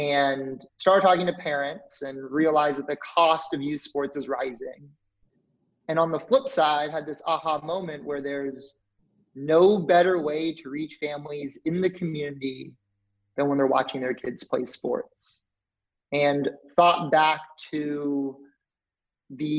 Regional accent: Dallas, Texas, United States; also born or lived in New Orleans; I'm from Dallas, Texas.

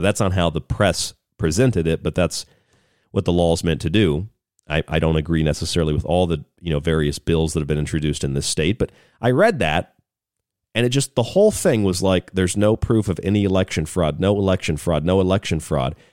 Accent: United States; as an American

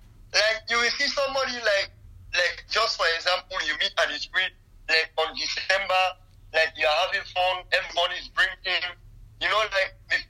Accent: Freetown, Western Area, Sierra Leone; also born or lived in Libya; now in Germany; I'm from Freetown.

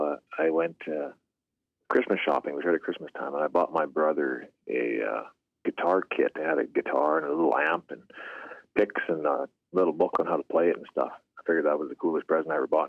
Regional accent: Pierceland, Saskatchewan, Canada; now in Leader, Canada; I'm from Pierce Land, Saskatchewan, in Canada. I'm residing in the southern part of the province now, Leader, Saskatchewan.

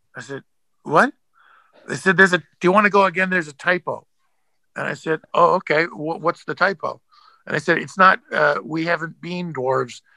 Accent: Canada; I'm from Canada

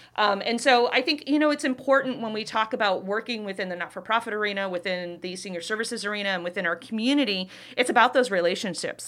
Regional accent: Youngstown, Ohio, United States; moved away as an adult; now in Davenport, United States; I'm originally from Youngstown, Ohio

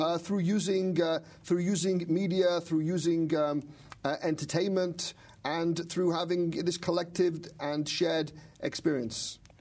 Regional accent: Manchester, North West England, United Kingdom; moved away as an adult; also born or lived in Israel; I'm from Manchester, England, and uh, uh, growing up in Manchester

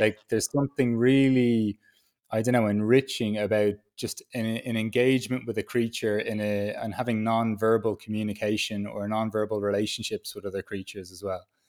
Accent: Dublin, Leinster, Ireland; moved away as an adult; also born or lived in Peru; now in Berlin, Germany; I was born in Dublin in a city, I live in Berlin in a city

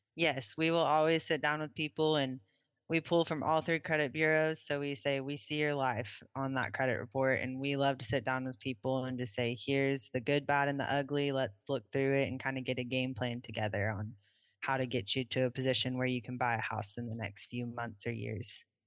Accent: Oklahoma City, Oklahoma, United States; I grew up in Oklahoma City

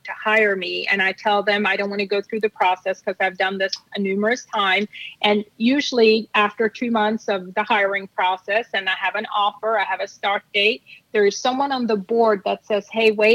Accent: Norway; moved away; I'm from Norway

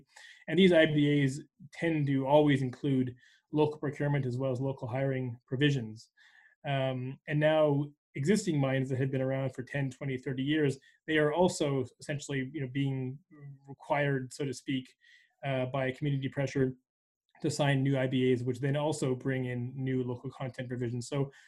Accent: Canada; as a Canadian

